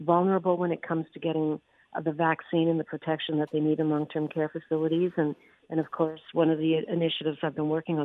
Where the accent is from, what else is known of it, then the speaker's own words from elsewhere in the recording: Capreol, Ontario, Canada; I grew up in Northern Ontario in a little railroad town called Capriol